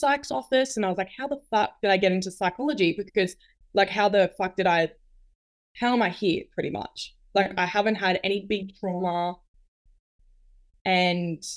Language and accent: English; New South Wales, Australia; now in Queensland, Australia; So I'm originally from New South Wales